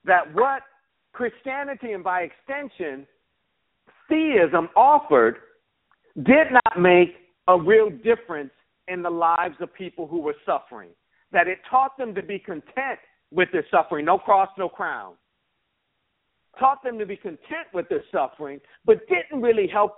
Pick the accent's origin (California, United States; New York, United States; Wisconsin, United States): New York, United States; Buffalo; I grew up in Buffalo, New York